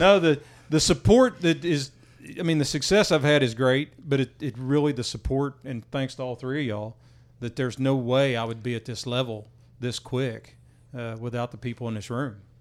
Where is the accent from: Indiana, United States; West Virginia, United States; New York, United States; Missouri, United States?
West Virginia, United States; moved away as an adult; now in Texas, United States; I grew up in West Virginia, got down here in, uh, ninety-three